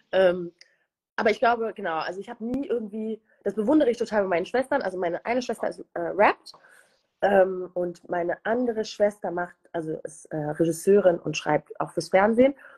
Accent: Germany; also born or lived in Rwanda / United Kingdom; zunächst in einem sehr kleines Städtchen. Äh, wir streiten uns immer in der Familie darüber, weil ich total oft Dorf sage und mhm. meine Familie mich immer so flamed

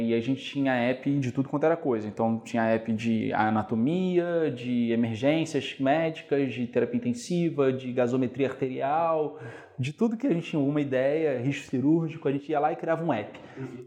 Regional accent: Niterói, Rio de Janeiro, Brazil; Eu sou de Niterói originalmente, né? Fui como um bom niteroense, estudar na UF, é, isso foi uma coisa que muito importante para mim, que eu queria ficar perto de casa

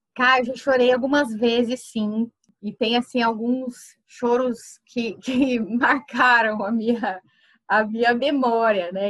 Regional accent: Campinas, São Paulo, Brazil; also born or lived in Santa Rita do Passa Quatro; eu só nasci lá e passava as minhas férias no, no sítio do meu avô, mas a minha vida inteira foi construída em Campinas. Então eu fiz todas as minhas escolas foram lá

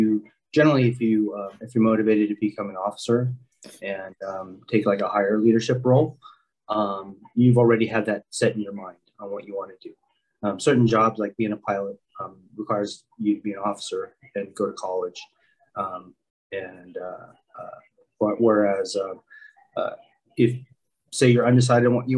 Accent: San Diego, California, United States; also born or lived in Philippines; growing up in San Diego, the Navy has always been a big

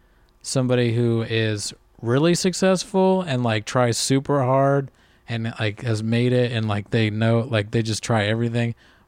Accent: Ireland; I mean, even being just Irish, I think there's like a tradition there

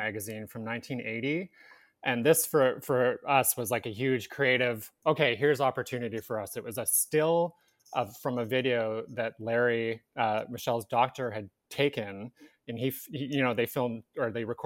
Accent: Victoria, British Columbia, Canada; now in Vancouver, Canada; I am from Victoria, so I grew up with this story

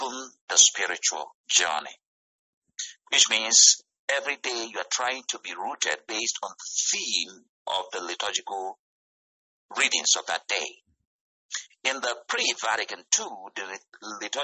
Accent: Nigeria; moved away as an adult; now in United States; where I come from, actually I come from West Africa, from Nigeria.

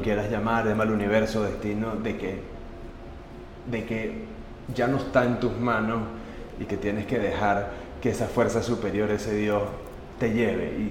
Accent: Venezuela; nuestra responsabilidad como venezolanos dar un poco de lo mucho que Venezuela ha hecho y nos ha dado como familia

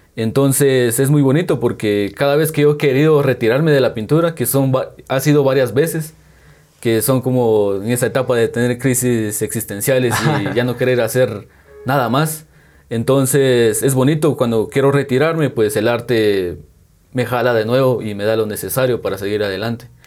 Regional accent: San Juan Comalapa, Chimaltenango, Guatemala; soy de San Juan como y Maltenango.

